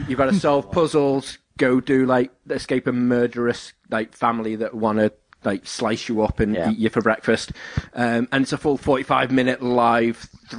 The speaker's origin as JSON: {"language": "English", "town": "Ellesmere Port", "region": "North West England", "country": "United Kingdom", "said": "Turns out, I can't do Scouse accents either. And I'm from Ellesmere Port. Yeah. I should be able to do a Scouse accent."}